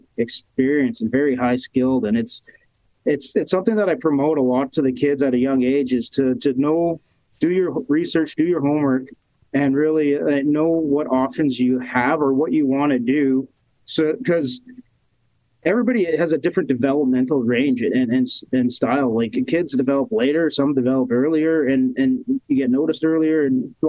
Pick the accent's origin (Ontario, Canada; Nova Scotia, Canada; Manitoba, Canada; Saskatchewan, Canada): Manitoba, Canada; Winnipeg; Born and raised in Winnipeg here.